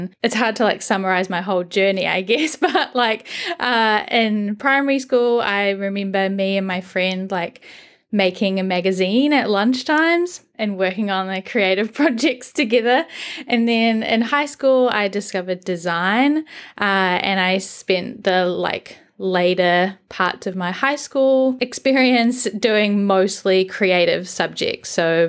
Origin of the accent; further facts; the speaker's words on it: United Kingdom; now in New Zealand; I am British originally. I live in New Zealand now, and my pronouns are she, her, and I am currently 28.